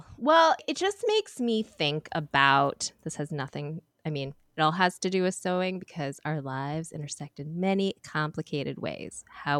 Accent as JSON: {"language": "English", "country": "United States", "said": "But the thing that I feel is that I am so American. We are also American. Like, you could not dump me anywhere else and I would fit in."}